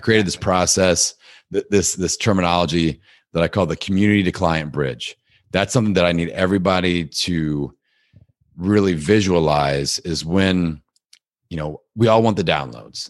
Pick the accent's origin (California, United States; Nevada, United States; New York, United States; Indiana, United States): Indiana, United States; Bloomington; my hometown of Bloomington, Indiana, where Indiana University is located